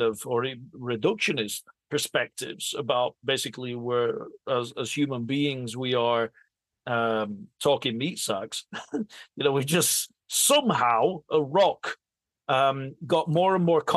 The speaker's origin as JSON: {"language": "English", "region": "England", "country": "United Kingdom", "tie": "born or raised there", "said": "I was born and raised in England and my grandmother was in Italy"}